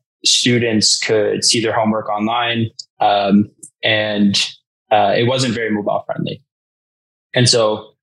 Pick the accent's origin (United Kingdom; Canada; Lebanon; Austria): Canada; Toronto, Ontario; I grew up in Toronto